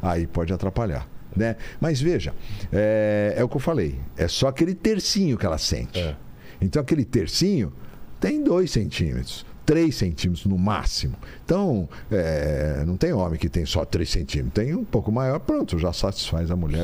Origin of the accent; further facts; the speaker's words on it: São Paulo, Brazil; also born or lived in Catanduva / Mogi das Cruzes; nasci em São Paulo, sempre morei em São Paulo, meus amigos eram de São Paulo, minha família é de São Paulo